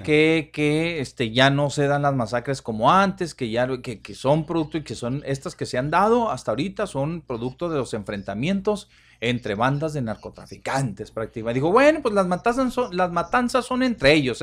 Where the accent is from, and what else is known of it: Ciudad Juárez, Chihuahua, Mexico